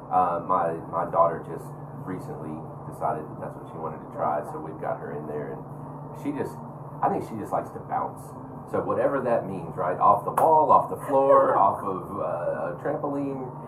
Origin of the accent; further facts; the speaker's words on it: Smyrna, Tennessee, United States; I grew up in Smyrna